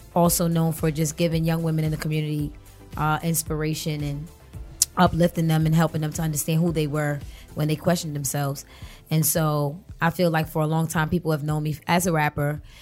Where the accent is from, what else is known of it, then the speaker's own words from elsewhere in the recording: New York City, New York, United States; also born or lived in Brooklyn; a lot of my childhood I spent in Harlem